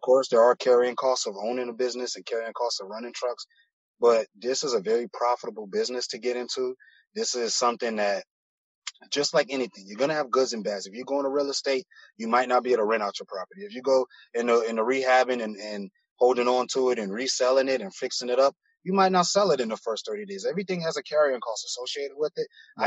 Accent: Miami, Florida, United States; also born or lived in Broward County; I'm from Miami originally, born and raised in Miami. Um, I moved up into Broward County around like elementary, middle school, but I'm back and forth from between Broward and Miami

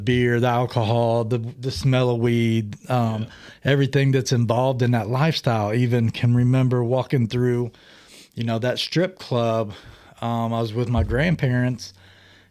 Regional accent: Greenfield, Ohio, United States; I'm 47. I grew up in Greenfield, Ohio

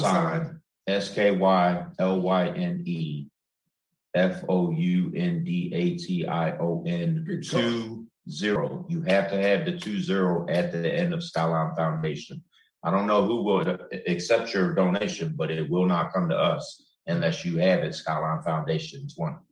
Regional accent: Chicago, Illinois, United States; I'm from Chicago

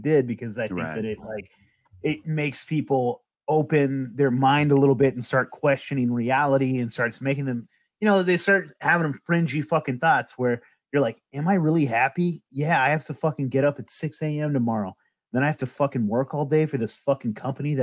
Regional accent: Humboldt County, California, United States; I'm from Humboldt County

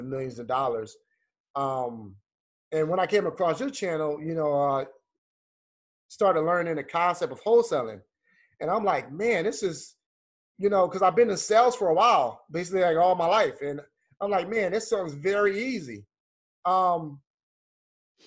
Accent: Philadelphia, Pennsylvania, United States; now in Atlanta, United States; I grew up in Philadelphia, moved to Atlanta.

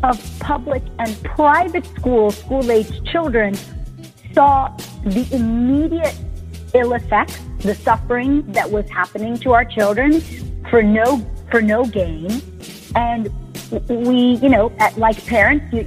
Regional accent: Jamaica; now in Los Angeles, United States; I'm an immigrant from Jamaica

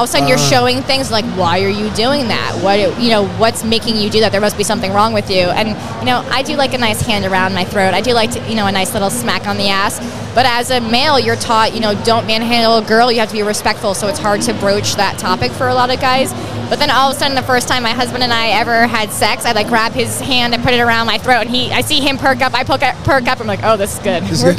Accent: New Jersey, United States; I'm from New Jersey, so I always represent the Jersey Exotica.

